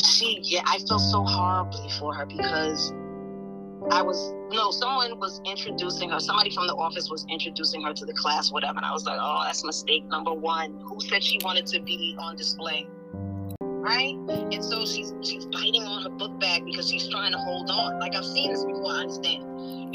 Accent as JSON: {"language": "English", "town": "New York City", "region": "New York", "country": "United States", "tie": "born or raised there", "also_born_or_lived": "Los Angeles, California", "said": "I was born in New York"}